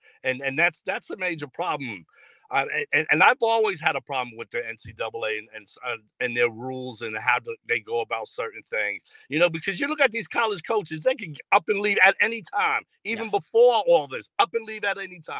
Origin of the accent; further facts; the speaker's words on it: New York City, New York, United States; I'm from Long Island City. I'm from right near the 59th Street Bridge. So for me, a Queens kid